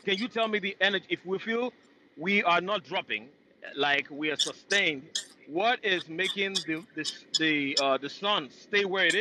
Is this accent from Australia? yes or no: no; Nigeria; now in United States; I'm originally from Nigeria.